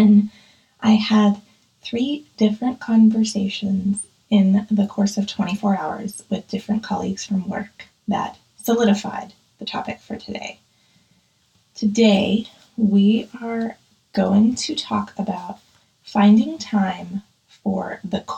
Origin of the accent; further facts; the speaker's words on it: Pittsburgh, Pennsylvania, United States; I grew up in Pittsburgh